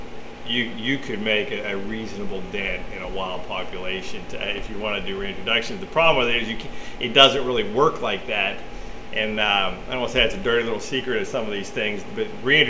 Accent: Connellsville, Pennsylvania, United States; now in Texas, United States; I grew up in Connellsville, Pennsylvania.

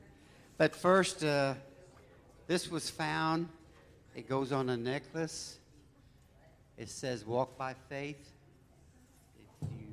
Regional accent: Colderville, Illinois, United States; we grew up in Colderville, Illinois

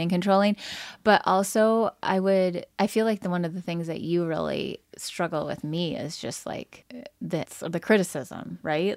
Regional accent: Lansing, Michigan, United States; when I grew up in the Lansing

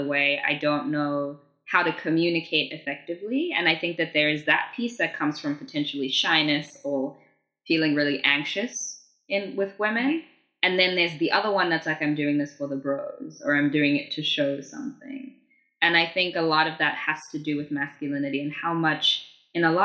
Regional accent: South Africa; growing up in South Africa, I didn't really have a lot of access to appropriate sex education

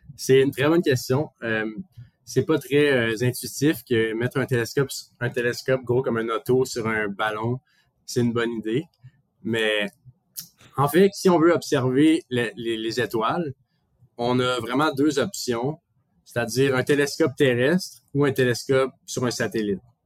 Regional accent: Montreal, Quebec, Canada; now in Toronto, Canada; quand on dit qu'on est de Montréal

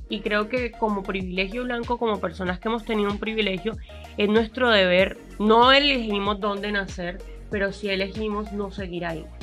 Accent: Colombia; Somos colombianos, somos un montón de gente mestiza

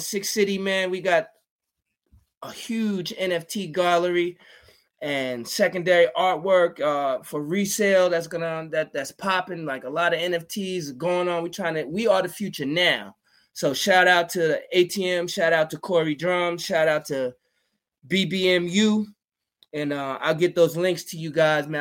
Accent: Georgia, United States; moved away as an adult; also born or lived in Queens, New York / Virginia; now in New York, United States; I was living in Georgia.

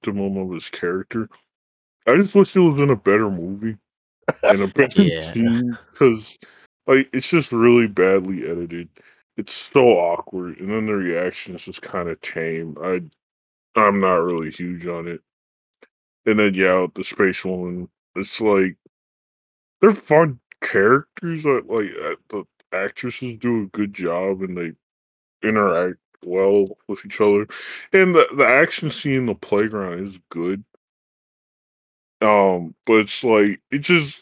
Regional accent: United States; I'm an American, I'm not Japanese

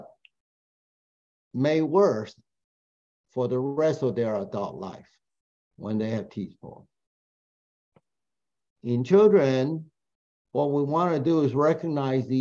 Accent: Taiwan; moved away; I'm from Taiwan

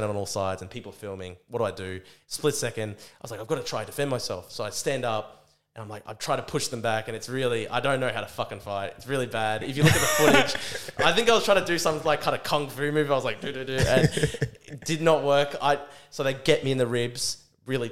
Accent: Brisbane, Queensland, Australia; I'm at my own university, my hometown.

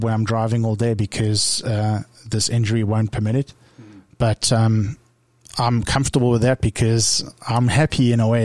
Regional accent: South Africa; moved away; I came from South Africa where we really struggled

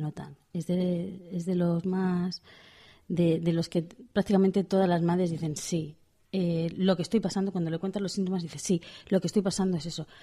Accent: Pamplona, Navarre, Spain; como soy de Pamplona

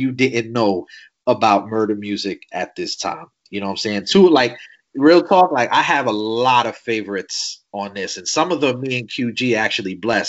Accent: New York City, New York, United States; where I'm from the Bronx, I was born in South Bronx in the Davison houses.

